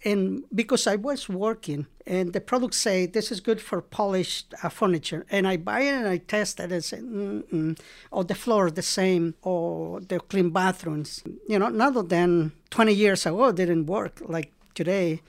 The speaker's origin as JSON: {"language": "English", "country": "El Salvador", "second_language": "English", "moved": "as an adult", "lives_now": "Marin, United States", "said": "I am from El Salvador"}